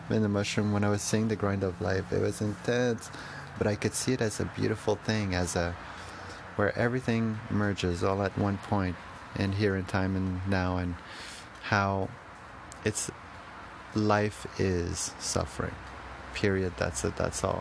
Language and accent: English; Canada; as a Canadian